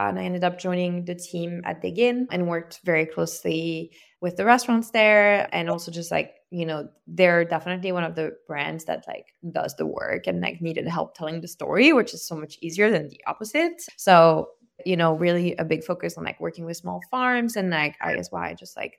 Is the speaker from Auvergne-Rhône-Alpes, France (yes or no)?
yes; Lyon, Auvergne-Rhône-Alpes, France; moved away as an adult; also born or lived in south of France; now in United States; I grew up in France and I moved to the US for college. I grew up in Lyon, between Lyon and the south of France, and, you know, in definitely a very like boozy family, because, you know, I live like near wine country